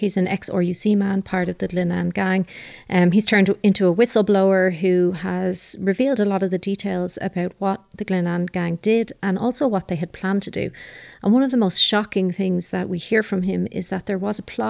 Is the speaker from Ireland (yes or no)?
yes; Ireland; as an Irish people